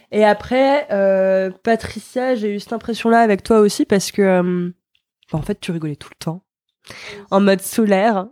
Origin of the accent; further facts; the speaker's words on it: Nancy, Grand Est, France; now in Nantes, France; je viens de Nancy